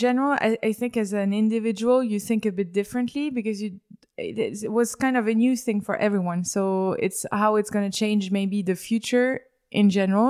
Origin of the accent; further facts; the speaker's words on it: Paris, Île-de-France, France; moved away; So I was born in Paris and I grew up in Paris.